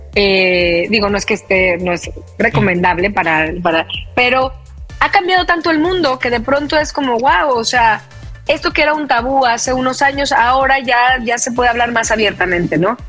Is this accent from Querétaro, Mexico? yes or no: no; Veracruz, Mexico; yo soy de Veracruz